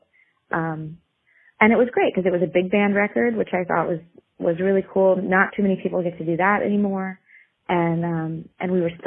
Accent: Oklahoma, United States; moved away as an adult; now in New York, United States; I'm from Oklahoma, and I grew up in a musical family. So I started working as a musician when I was 12, and then about in Oklahoma. And then I moved to New York to go to school in 2003

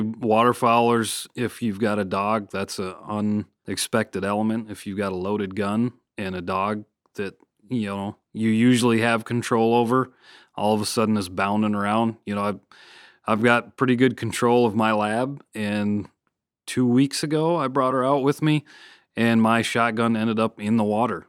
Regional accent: Michigan, United States; moved away; my home state of Michigan

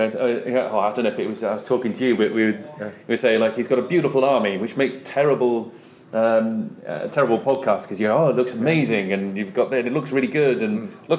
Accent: Wales, United Kingdom; now in High Wycombe, United Kingdom; I live in High Wycombe, but I was born in Wales

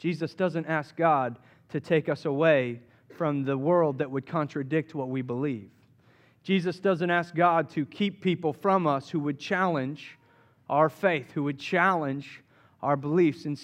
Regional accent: Southeast, United States; I grew up in the Southeast and Back, back, in, back, back in my day, just a few years ago, growing up in the Southeast, it was a very Christian oriented culture.

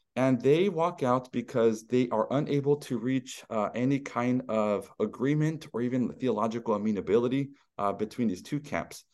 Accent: Stockton, California, United States; my hometown of Stockton, California

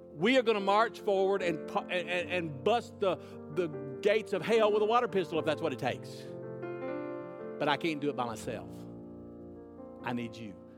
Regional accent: United States; as an American

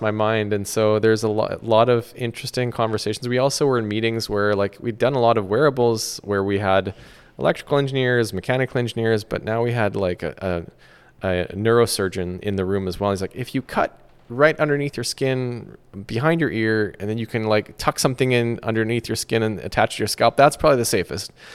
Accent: Vancouver, British Columbia, Canada; moved away as an adult; also born or lived in London / Silicon Valley; my hometown of Vancouver

